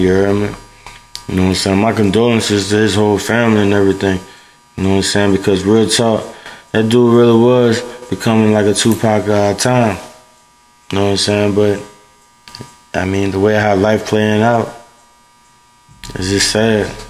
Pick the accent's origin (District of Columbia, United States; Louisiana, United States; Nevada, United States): Louisiana, United States; New Orleans; I'm from New Orleans, and I was raised in a household